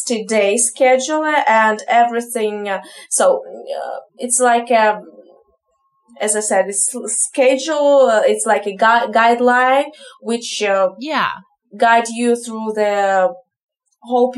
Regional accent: Kyiv, Ukraine; English is a second language; moved away as an adult; now in Kazakhstan; I am from Ukraine, from Kiev, but now I'm living in Kazakhstan

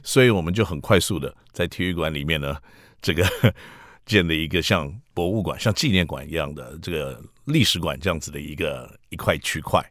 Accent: Taipei, Taiwan; 我自己是在台北出生，台北长大

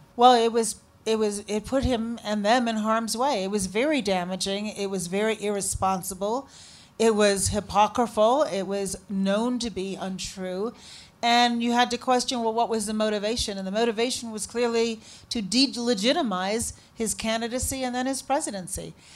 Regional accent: Chicago, Illinois, United States; also born or lived in Shiraz, Iran; I said, Chicago. He said, did you grow up here? Yep, sure did

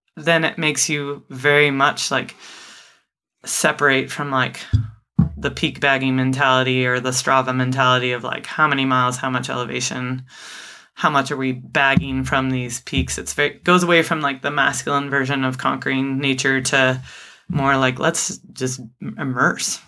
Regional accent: United States; as American adults

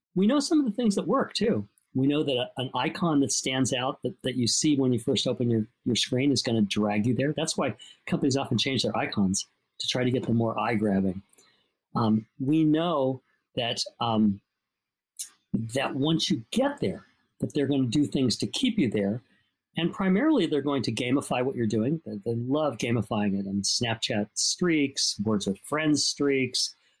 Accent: Los Angeles, California, United States; I grew up in Los Angeles too

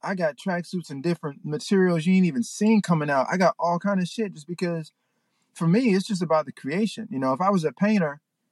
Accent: Memphis, Tennessee, United States; now in Los Angeles, United States; I'm from Memphis.

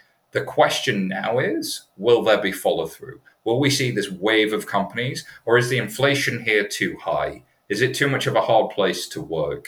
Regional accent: United Kingdom; I'm British

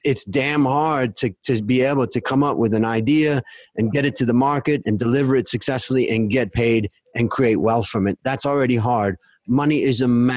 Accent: United States; now in Thailand; growing up in America

